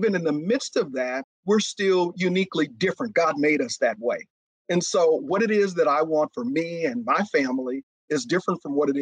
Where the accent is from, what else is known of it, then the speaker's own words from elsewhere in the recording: Oakland, California, United States; also born or lived in Waco, Texas; I was born in East Waco, Texas, and I grew up in East Oakland, California.